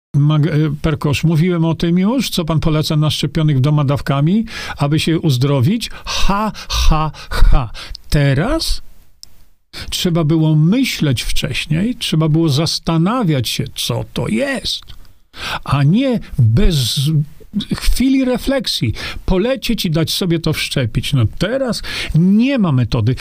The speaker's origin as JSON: {"language": "Polish", "country": "Poland", "tie": "born or raised there", "said": "Urodziłem niedaleko tutaj"}